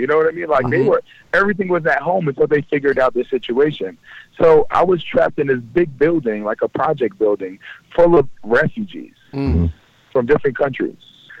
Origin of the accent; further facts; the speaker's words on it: Kosovo; also born or lived in Libya; A lot of people don't understand, my parents are from Kosovo. I am a refugee. I was born in Africa. I was born in Libya.